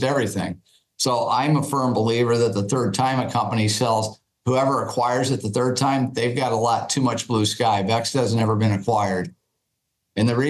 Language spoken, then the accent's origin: English; Midwest, United States; I grew up in the Midwest, you know, so I like flyover country